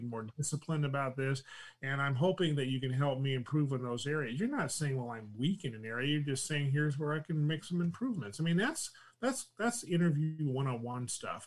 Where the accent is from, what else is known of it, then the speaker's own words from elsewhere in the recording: California, United States; accent: Californian; I talk like I'm from California